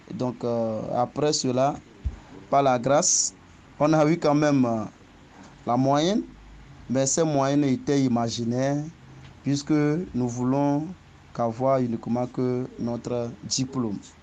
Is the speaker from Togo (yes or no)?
yes; Agopala, Maritime, Togo; also born or lived in Lomé; Je suis togolais et je viens du village d'Agopala, dans la préfecture du Zio, plus précisément commune Zio 3. J'ai commencé le cours primaire à Agopala